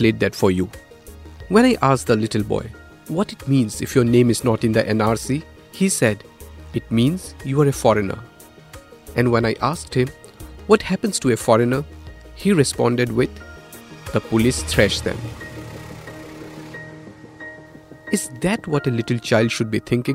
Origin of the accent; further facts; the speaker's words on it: Assam, India; now in Delhi, India; I was born in India